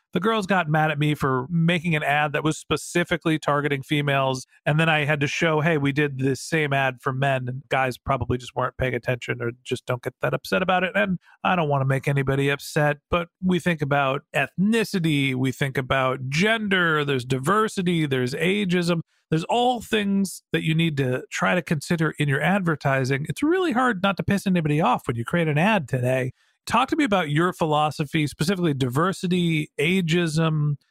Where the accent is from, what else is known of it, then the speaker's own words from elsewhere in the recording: United States; White guy, middle aged, privileged, United States of America